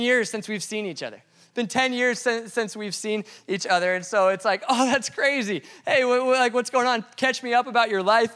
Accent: Colorado, United States; moved away; he's from Colorado. And I, I am too

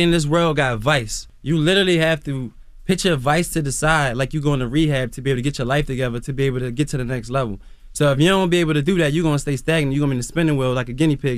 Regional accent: Philadelphia, Pennsylvania, United States; now in Atlanta, United States; I come from West Philly

